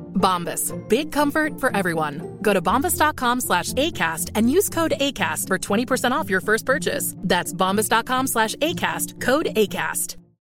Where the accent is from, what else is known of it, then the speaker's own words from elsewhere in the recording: New Jersey, United States; I'm from New Jersey, so the fact that I don't sound more obnoxious is shocking